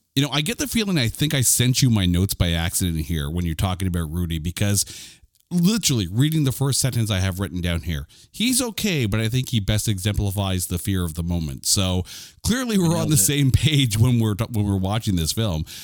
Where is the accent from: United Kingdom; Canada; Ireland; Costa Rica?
Canada; I'm a Canadian.